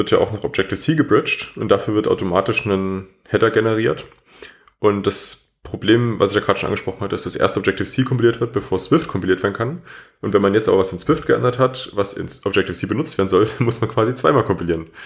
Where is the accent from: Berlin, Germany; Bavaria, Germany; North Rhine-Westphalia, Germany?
Berlin, Germany; Gut, ich komme jetzt auch aus Berlin und da ist natürlich noch was anderes.